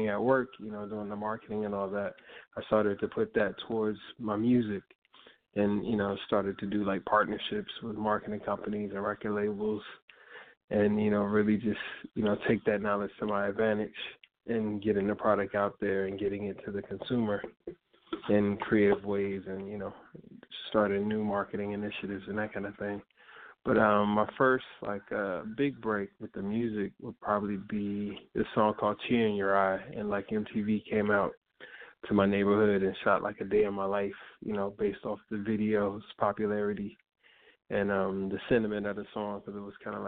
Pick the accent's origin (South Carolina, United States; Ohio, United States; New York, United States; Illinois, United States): Illinois, United States; Chicago; I'm a Chicago artist. I grew up in Inglewood in Chicago